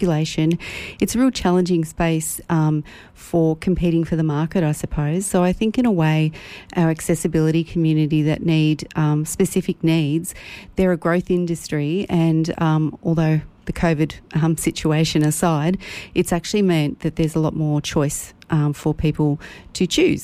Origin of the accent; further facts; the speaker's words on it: Ruffy, Victoria, Australia; also born or lived in Euroa; I'm born and bred in Ruffy, and then married the guy down the road and stayed around.